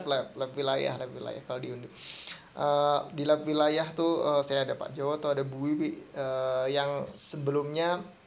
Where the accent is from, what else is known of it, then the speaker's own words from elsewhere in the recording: Semarang, Central Java, Indonesia; moved away as an adult; also born or lived in Jakarta; now in Bandung, Indonesia; Saya lahirnya di Semarang. Uh, dari kecil dari TK sampai kuliah uh, di Semarang di Undip.